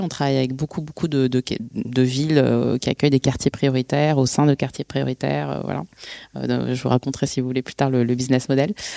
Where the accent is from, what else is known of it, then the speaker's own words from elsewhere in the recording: Bondy, Île-de-France, France; je suis née et j'ai grandi à Bondy, en Seine-Saint-Denis